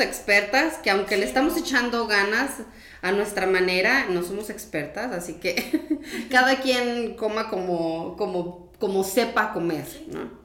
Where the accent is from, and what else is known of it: Mexico